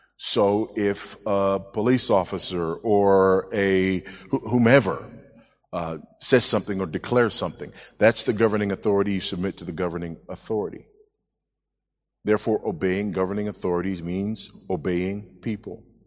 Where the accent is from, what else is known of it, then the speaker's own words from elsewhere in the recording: United States; moved away as an adult; now in Zambia; I am an American, but been living in Zambia for six years as of yesterday